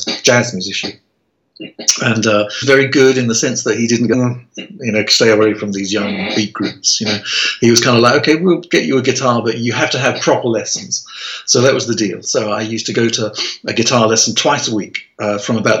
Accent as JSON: {"language": "English", "area": "Medway Towns", "region": "South East England", "country": "United Kingdom", "tie": "born or raised there", "said": "I was born in the Medway Towns, which is a little conurbation of towns, about 40 miles southeast of London"}